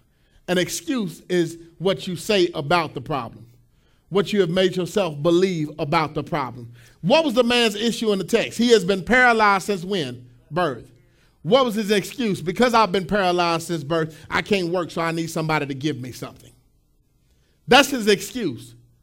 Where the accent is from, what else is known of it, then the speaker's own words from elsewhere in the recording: Pleasant Grove, United States; My house that I grew up in Pleasant Grove, we had a field, and we had a bunch of little field mice